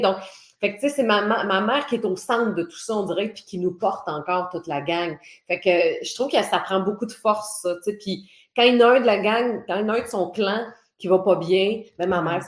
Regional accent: Port-Cartier, Quebec, Canada; accent: Côte-Nord; c'est là que j'ai grandi aussi

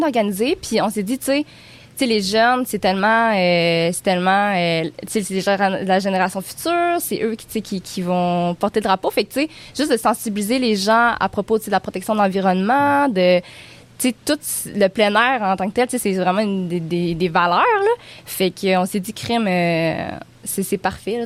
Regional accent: Baie-Comeau, Quebec, Canada; j'ai grandi à Bécomo.

